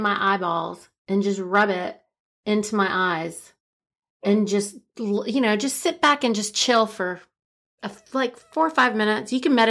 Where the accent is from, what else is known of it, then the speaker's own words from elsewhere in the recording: India; plus I'm Indian, right?